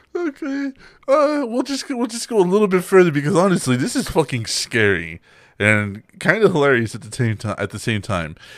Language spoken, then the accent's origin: English; Texas, United States; where we're from, we're from Texas